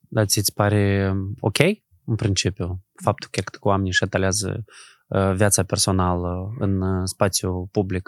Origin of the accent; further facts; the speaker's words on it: Moldova; noi suntem moldoveni